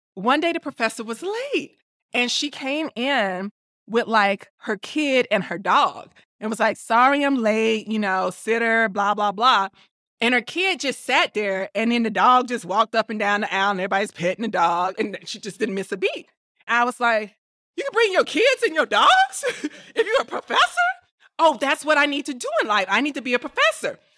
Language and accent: English; Tuscaloosa, Alabama, United States; moved away as an adult; I am from Tuscaloosa, Alabama, and I grew up in a church